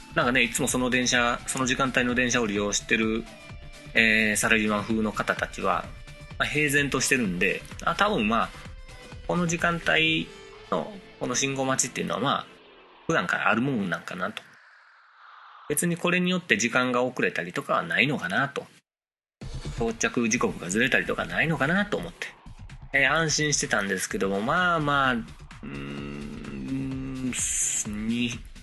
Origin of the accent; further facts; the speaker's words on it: Kansai, Japan; 大阪、地元でね、 大阪地元じゃないけども、ね、地元関西で